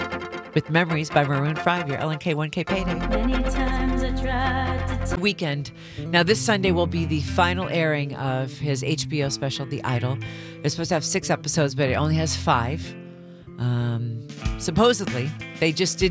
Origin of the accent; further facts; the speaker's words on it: Indiana, United States; moved away; growing up in Indiana